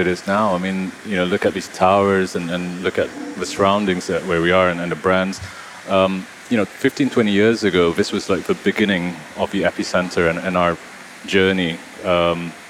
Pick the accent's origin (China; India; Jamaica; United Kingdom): United Kingdom; also born or lived in Sabah, Malaysia; now in Kuala Lumpur, Malaysia; I spent a lot of time in the UK. I spent my childhood there